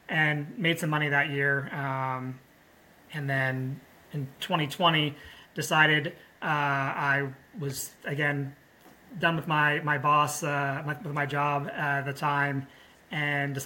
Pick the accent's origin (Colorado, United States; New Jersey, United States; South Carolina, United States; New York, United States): New Jersey, United States; moved away as an adult; also born or lived in central Pennsylvania; now in Pennsylvania, United States; I grew up in New Jersey